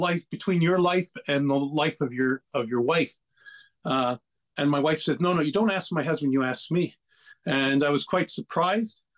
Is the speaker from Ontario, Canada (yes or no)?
no; Lachine, Quebec, Canada; I was born and raised in Lachine